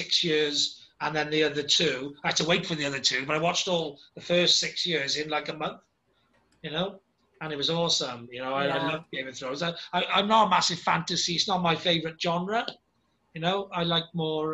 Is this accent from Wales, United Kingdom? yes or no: yes; Wales, United Kingdom; I'm a Welsh dragon myself